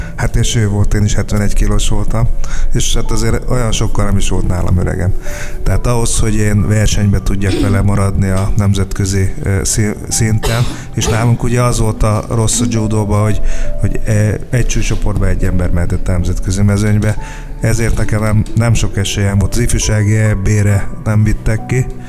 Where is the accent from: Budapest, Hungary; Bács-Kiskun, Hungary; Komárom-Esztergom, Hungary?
Bács-Kiskun, Hungary; Kecskemét; Kecskemétre megérkezett a judó, és akkor 6 éves koromban átmentem a, a judóra